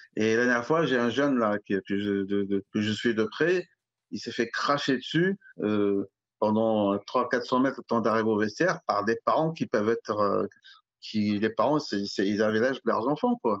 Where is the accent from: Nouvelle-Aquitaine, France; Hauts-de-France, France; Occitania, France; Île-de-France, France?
Île-de-France, France; Alfortville; j'ai grandi à Alfortville